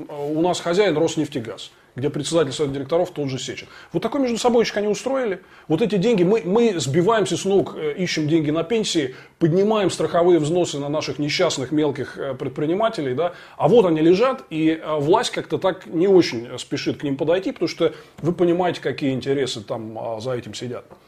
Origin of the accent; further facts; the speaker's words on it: Moscow, Russia; мы, москвичи